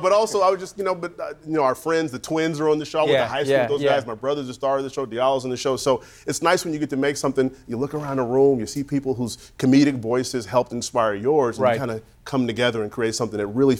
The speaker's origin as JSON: {"language": "English", "town": "Chicago", "region": "Illinois", "country": "United States", "tie": "born or raised there", "said": "being born and raised on the South Side of Chicago"}